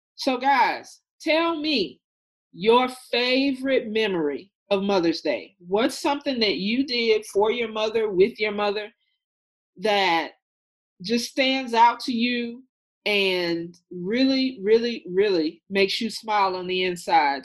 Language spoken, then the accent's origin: English; Mississippi, United States; moved away as an adult; now in Atlanta, United States; I am from Mississippi originally. I moved to Atlanta about five years ago